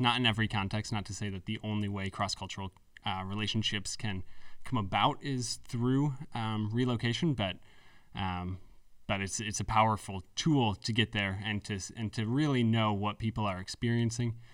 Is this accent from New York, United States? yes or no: yes; Canandaigua, New York, United States; also born or lived in Philadelphia; I grew up in Canandaigua, New York